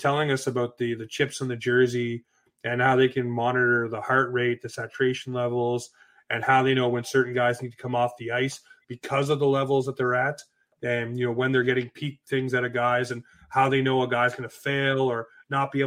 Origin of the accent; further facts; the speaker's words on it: Toronto, Ontario, Canada; moved away as an adult; also born or lived in Newmarket, Ontario / Oshawa, Ontario / Whitby, Ontario / Pickering, Ontario; Raised in Scarborough, lived in Oshawa, Whitby, Pickering, Port Perry, Bowmanville.